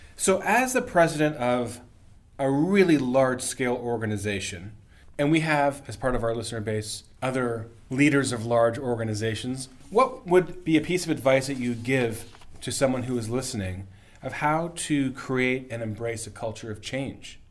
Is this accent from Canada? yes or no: yes; Canada; as a Canadian